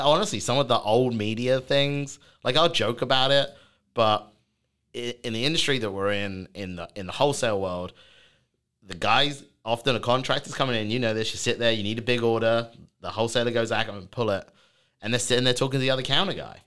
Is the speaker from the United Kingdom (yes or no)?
yes; United Kingdom; accent: British; moved away as an adult; now in United States; I'm the British sounding person on this podcast today